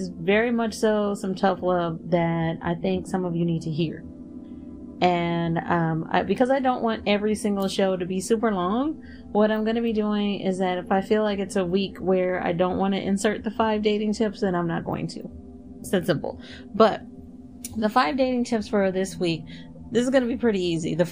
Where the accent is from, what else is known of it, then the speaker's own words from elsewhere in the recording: Texas, United States; as a Texan